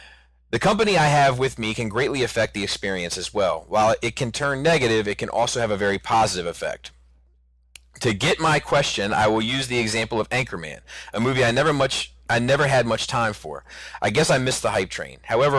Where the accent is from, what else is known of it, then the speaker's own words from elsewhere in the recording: New Zealand; accent: New Zealand; You probably couldn't hear it through my New Zealand accent.